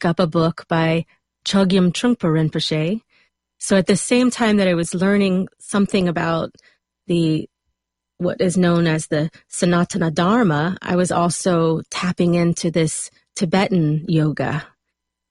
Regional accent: South Louisiana, United States; moved away as an adult; also born or lived in South Alabama; now in Los Angeles, United States; Right out of high school, I moved from South Louisiana to South Alabama

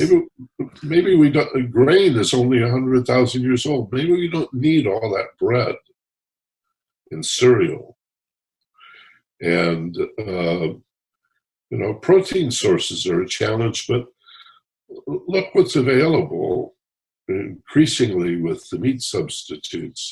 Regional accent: Michigan, United States; I grew up in Michigan

